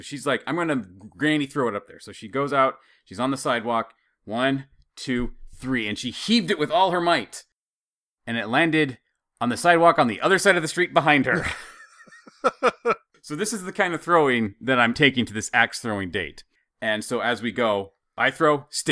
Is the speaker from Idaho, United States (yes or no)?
yes; Idaho, United States; as a dumb hick growing up in Idaho